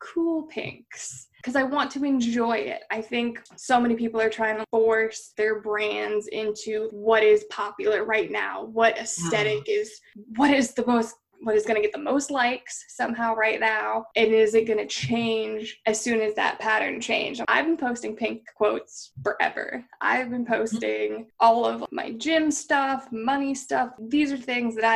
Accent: Eugene, Oregon, United States; moved away; Nike was born in my hometown

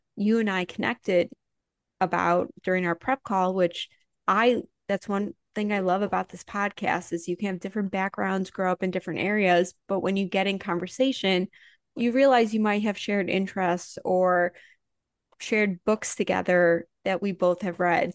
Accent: Highland Park, Illinois, United States; I grew up in Chicago during the Bulls era

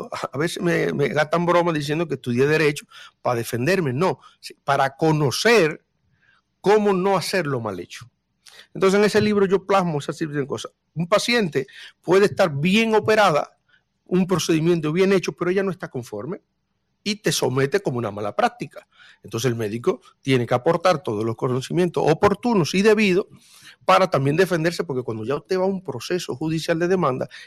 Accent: Dominican Republic; ya partiendo del 1844 cuando todos los que estamos en esta mesa podemos con mucho orgullo decir que somos dominicanos

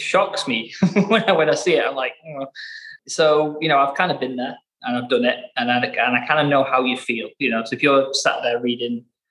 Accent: Blackburn, North West England, United Kingdom; I'm from Blackburn

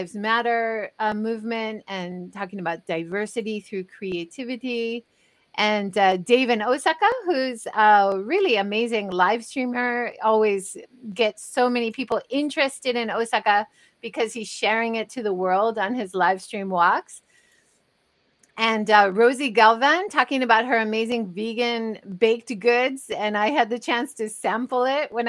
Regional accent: Hawaii, United States; now in Japan; I'm originally from Hawaii

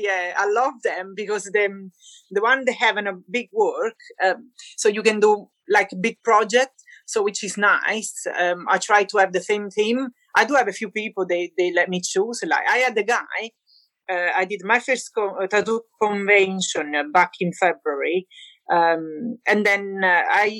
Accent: Naples, Campania, Italy; English is a second language; now in Shrewsbury, United Kingdom; I am from Naples, Italy.

